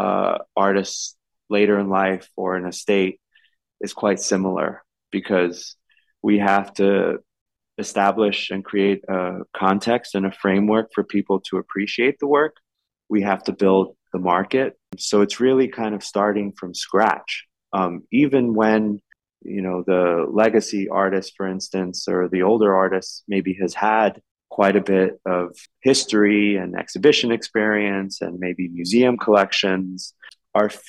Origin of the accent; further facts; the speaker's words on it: New York City, New York, United States; I was born and raised in New York City, my family came to New York from Ecuador, from farms in Ecuador in the late 60s, but I was born and raised in the Lower East Side